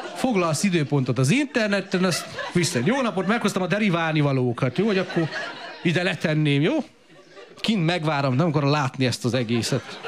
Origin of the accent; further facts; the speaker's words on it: Romania; én 82-ben születtem, Romániába, kommunizmusba